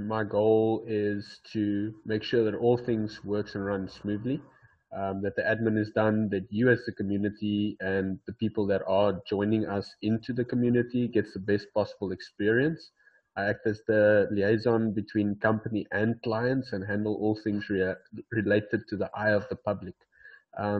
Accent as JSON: {"language": "English", "town": "Port Elizabeth", "region": "Eastern Cape", "country": "South Africa", "said": "I'm from South Africa, called in a little city in South Africa called Port Elizabeth"}